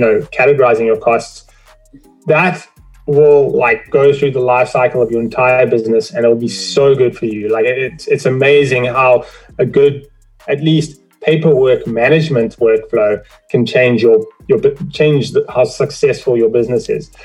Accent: South Africa; now in Toronto, Canada; I'm originally from South Africa uh, immigrated to Canada, Toronto

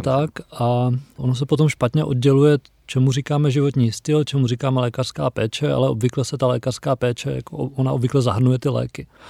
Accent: Czechia; jako Češi

